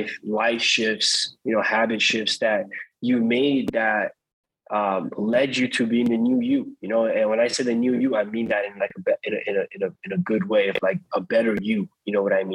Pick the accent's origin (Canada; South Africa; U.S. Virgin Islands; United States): Canada; Toronto, Ontario; since I was a young kid growing up in Toronto